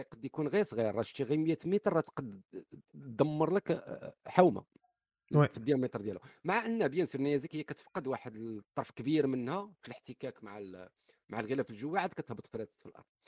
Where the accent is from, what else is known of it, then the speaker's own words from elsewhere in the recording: Morocco; إحنا كمغاربة